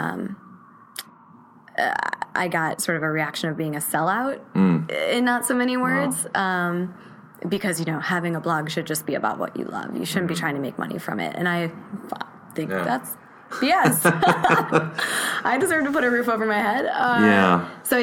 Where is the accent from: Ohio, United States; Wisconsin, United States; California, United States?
Wisconsin, United States; I'm from Wisconsin